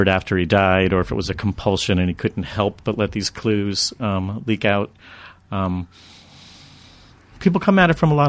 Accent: Florida, United States; moved away as an adult; also born or lived in Massachusetts; now in Los Angeles, United States; born in Massachusetts, raised in Florida

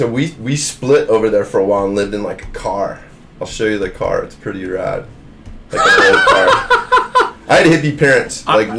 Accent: Hawaii, United States; also born or lived in Maui; I spent a lot of time in Kauai growing up on the South Shore and the West Side too, which will humble you pretty quick when you're a tall blonde guy.

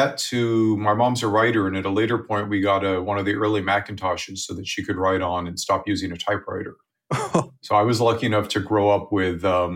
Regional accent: San Diego, California, United States; also born or lived in Seattle / Connecticut; I was born in California, Southern California, in San Diego, and I've lived here most but not all of my life

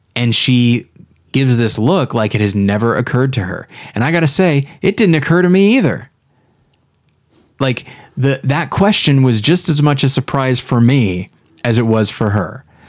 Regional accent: Taft, California, United States; moved away; When I returned back as a grown-up, I was astonished at how tiny my hometown

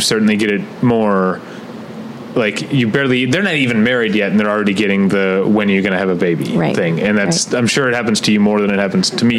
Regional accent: Midwest, United States; I'm from the Midwest

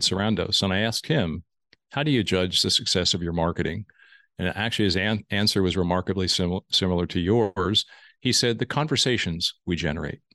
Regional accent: Lancaster, Pennsylvania, United States; I grew up in Lancaster

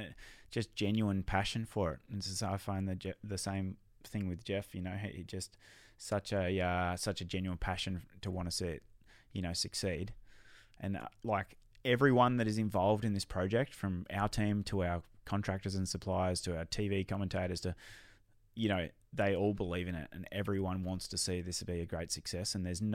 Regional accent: Australia; selfishly as an Aussie and, you know, someone that wants to see them in our own country, I think that's a bummer.

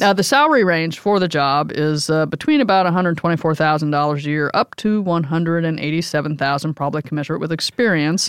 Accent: New York City, New York, United States; as a New Yorker

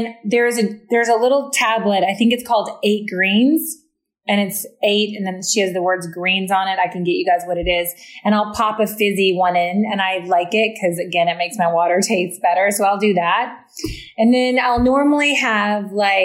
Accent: the South, United States; I'm from the South.

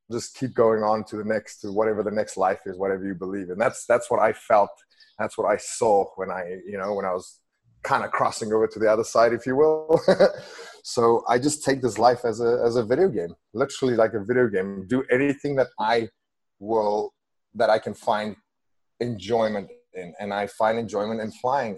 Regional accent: Western Cape, South Africa; English is a second language; moved away; I grew up in a tiny little village outside of Cape Town

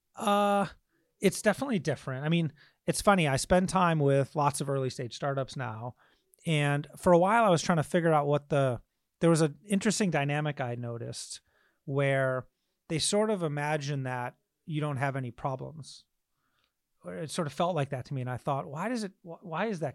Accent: Michigan, United States; I grew up in Michigan

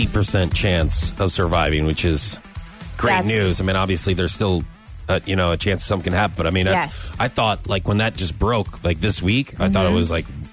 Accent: St. Louis, Missouri, United States; when we were growing up in St. Louis

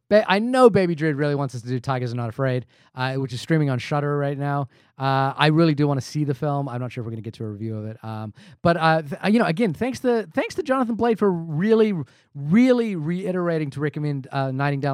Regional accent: India; I am Indian

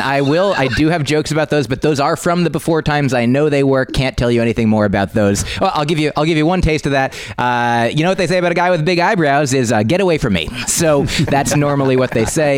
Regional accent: New Jersey, United States; now in New York City, United States; I'm from New Jersey

